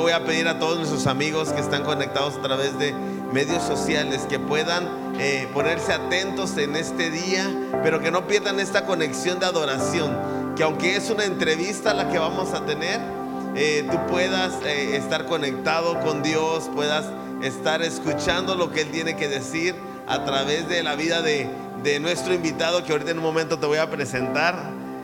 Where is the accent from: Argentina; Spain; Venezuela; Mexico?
Mexico; Papantla, Veracruz; Somos papantecos de corazón